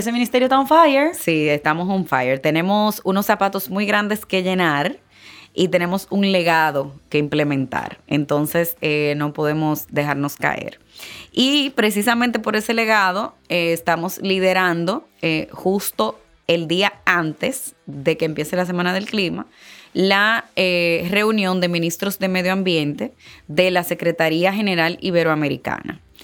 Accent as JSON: {"language": "Spanish", "country": "Dominican Republic", "said": "soy dominicana"}